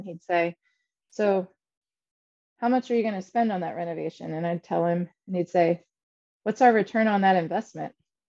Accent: Shippensburg, Pennsylvania, United States; So I grew up in Shippensburg, Pennsylvania, a very small town in South Central Pennsylvania.

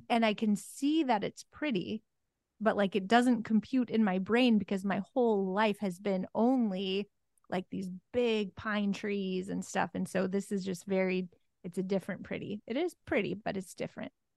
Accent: Oregon, United States; moved away; I'm from Oregon, born and raised

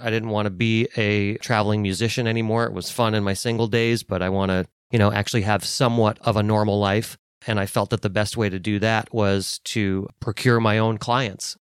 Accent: Los Angeles, California, United States; moved away as an adult; also born or lived in Phoenix, Arizona; I grew up in Los Angeles

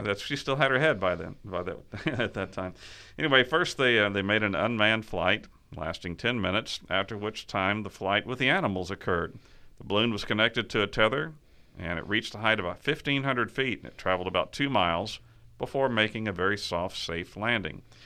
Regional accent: Texas, United States; moved away; where I grew up in Texas

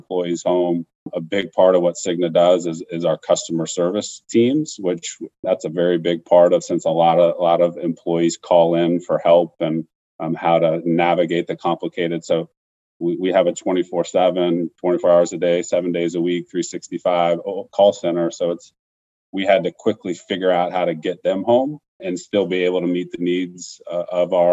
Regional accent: Tucson, Arizona, United States; also born or lived in Flagstaff, Arizona; now in Phoenix, United States; I grew up in Tucson, went to school in Flagstaff up at NAU, and then now I'm here in Phoenix with my wife and two kids

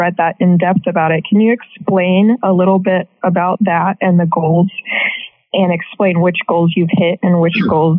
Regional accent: Midwest, United States; also born or lived in Cincinnati; I'm also from the Midwest. I moved from Cincinnati in the middle of the first wave, the first lockdown.

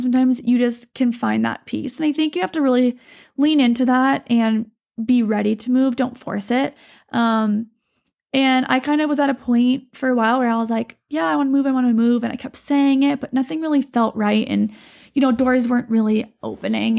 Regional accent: Montana, United States; I'm from Montana. I was raised here

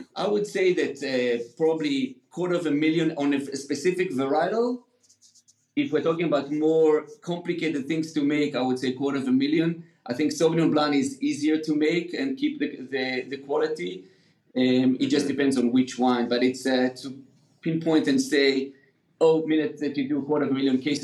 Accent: Israel; also born or lived in United Kingdom; now in California, United States; I grew up in Israel

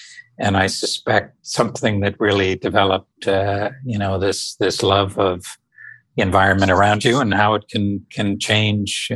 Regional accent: outside Toronto, Ontario, Canada; I grew up just out of Toronto, outside of Toronto, Canada, about an hour on a beautiful small town on the north shores of Lake Ontario

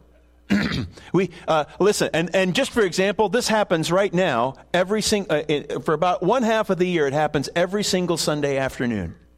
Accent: Buffalo, New York, United States; moved away; I grew up in Buffalo and cheer for the Bills

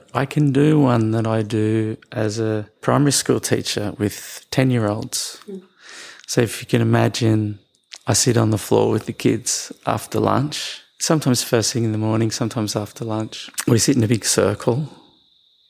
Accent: Australia; So I was born in Australia. I grew up in the West.

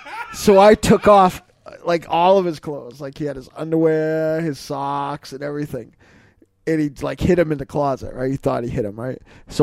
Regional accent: Ireland; I'm a grower, not a shower. I'm Irish.

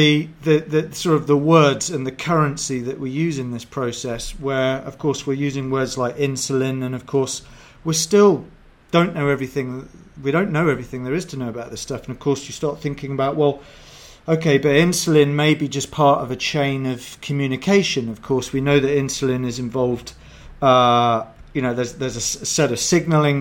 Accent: England, United Kingdom; I'm English

